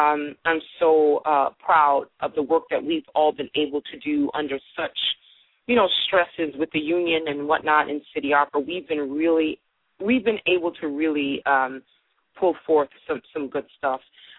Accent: Brooklyn, New York, United States; I was a kid from Brooklyn, had no idea what I was getting myself into

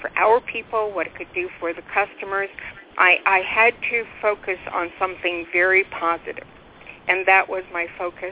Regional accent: Ottawa, Ontario, Canada; moved away as an adult; also born or lived in Kingston, Ontario / Whitehorse, Yukon; We were born and raised in Ottawa, Ontario, and then moved to Kingston, and then we moved to Whitehorse, Yukon

